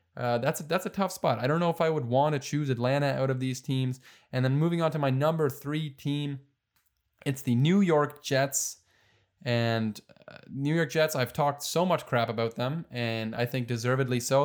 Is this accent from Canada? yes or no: yes; Canada; also born or lived in Detroit, Michigan; Joe and I were Canadians, born and raised in Canada.